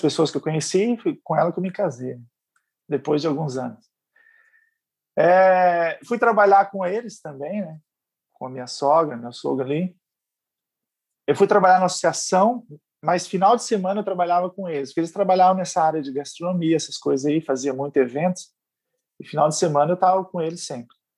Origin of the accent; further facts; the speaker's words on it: Campo Grande, Mato Grosso do Sul, Brazil; moved away as an adult; also born or lived in Paraná (IAP); now in Florianópolis, Brazil; eu sou natural de Campo Grande, Mato Grosso